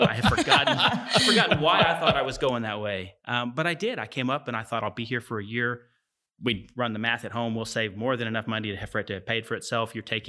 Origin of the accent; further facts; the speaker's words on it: Lawton, Oklahoma, United States; Grew up in Lawton. I graduated Lawton High in 1992. Decided to come to Stillwater.